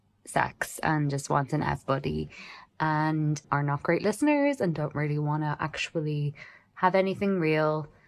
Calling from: Ireland; Hi, Damona. I am a listener from Ireland.

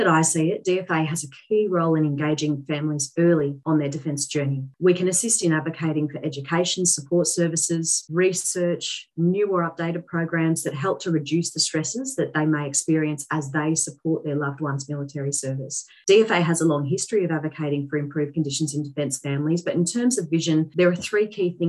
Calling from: Canberra, Australian Capital Territory, Australia; I'm dialing in from Ngunnawal Land in Canberra

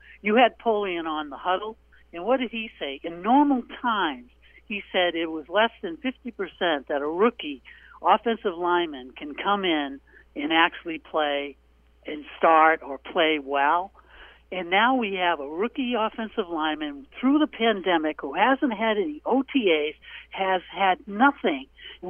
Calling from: Portland, Maine, United States; It's …, Portland, Maine.

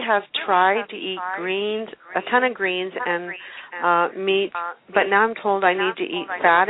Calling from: Longmont, Colorado, United States; Calling from Longmont, Colorado.

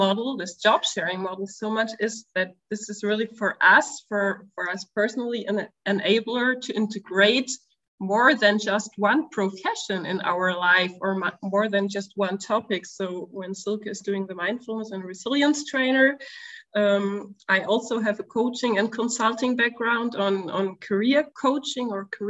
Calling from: Stuttgart, Baden-Württemberg, Germany; So today we're calling in from Stuttgart, which is a city in the southern part of Germany.

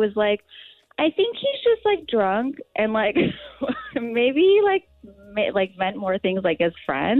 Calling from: Illinois, United States

